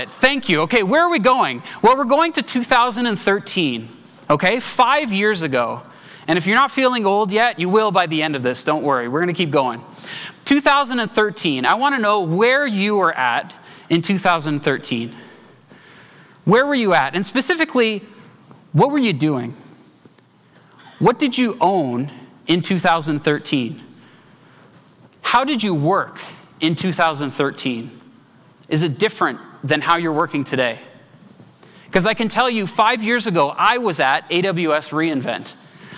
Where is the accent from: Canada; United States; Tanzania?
Canada; As a Canadian